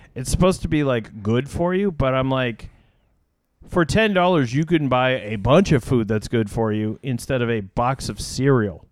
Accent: United States; I'm an American

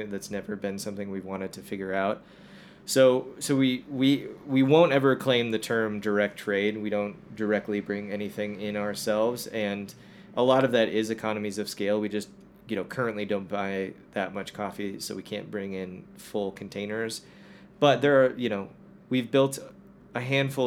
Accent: Chicago suburbs, Illinois, United States; moved away as an adult; now in Denver, United States; I'm originally from Chicago suburbs

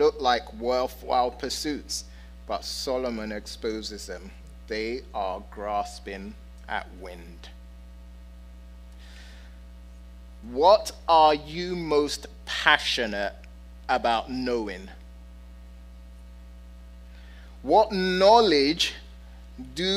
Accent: London, United Kingdom; I'm a city boy. Okay? I'm from London and I've lived in big cities

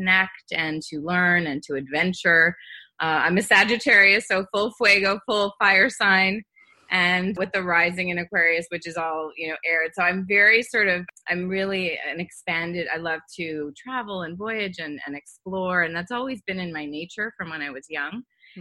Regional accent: Montreal, Quebec, Canada; I grew up in Montreal. I'm from Canada

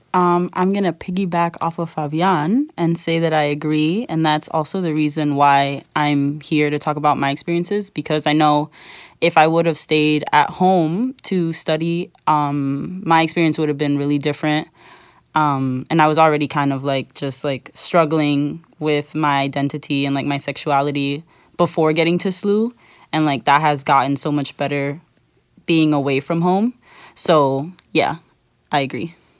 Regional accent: United States; I'm from the U S, but my parents are Dominican

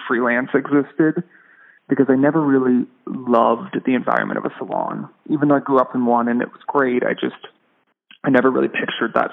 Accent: San Diego, California, United States; I was born and raised in San Diego, California.

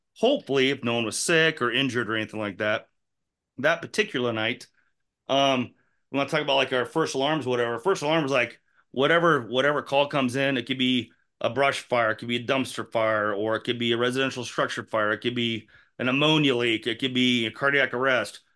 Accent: Indianola, Iowa, United States; I grew up in Enola. When I, we moved there when I was ten, I went to elementary school there, went to middle school there, went to junior high there, went to high school

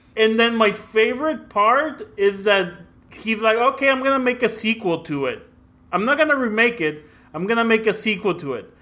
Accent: Mexico; also born or lived in Brownsville, Texas, United States; now in San Antonio, United States; I grew up in Mexico and in, uh, Brownsville, Texas

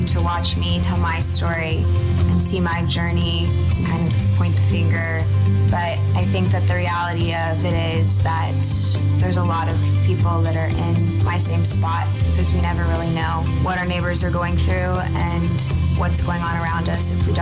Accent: Austin, Texas, United States; I am from Austin, Texas

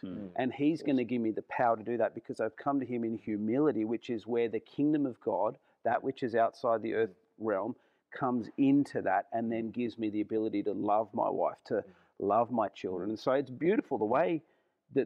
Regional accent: Australia; as an Aussie

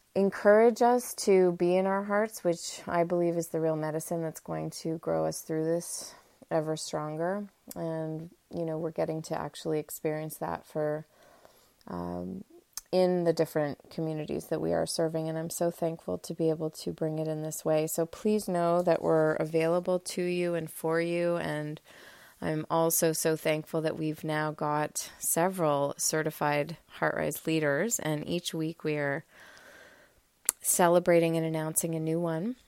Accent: Montreal, Quebec, Canada; I am coming to you live and raw from the cottage just north of Montreal, my hometown.

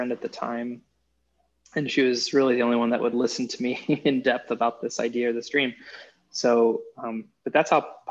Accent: Kansas, United States; moved away; also born or lived in Nebraska; I'm from Kansas originally

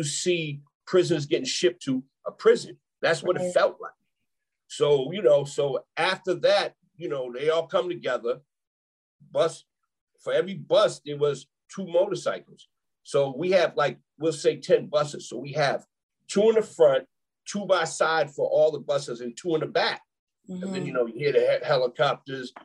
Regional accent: Boston, Massachusetts, United States; now in the South, United States; I'm from Roxbury, Boston, Mass. Okay. And I used to go to a school, you know, the grammar school, Sarah J. Baker.

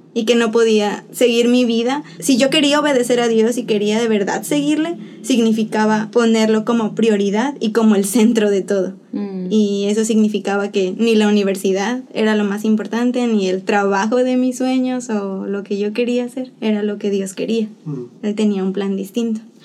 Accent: Xalapa, Veracruz, Mexico; moved away as an adult; now in Dominican Republic; yo soy de Jalapa, Veracruz, en México orgullosamente jalapeña y orgullosamente veracruzana

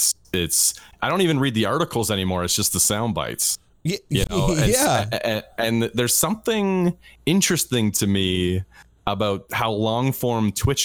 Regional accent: Canada; I'm Canadian.

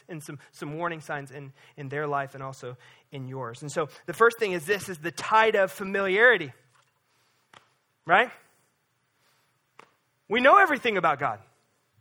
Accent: Lake of the Ozarks, Missouri, United States; growing up on the Lake of the Ozarks

